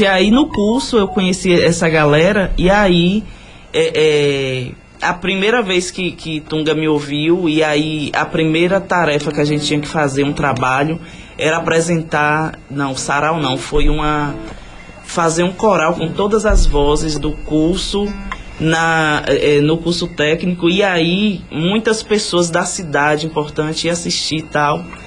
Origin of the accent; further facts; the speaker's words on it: Bom Jesus da Lapa, Bahia, Brazil; eu sou nascida e criada na Nova Brasília